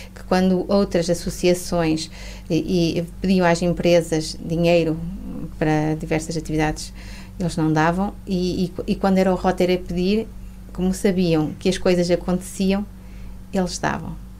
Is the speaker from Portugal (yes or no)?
yes; a village near Mirandela, Norte, Portugal; also born or lived in Porto; eu vim para, para a minha terra, não é? Porque eu fiz a minha formação no Porto e, e sou de uma aldeia perto de Mirandela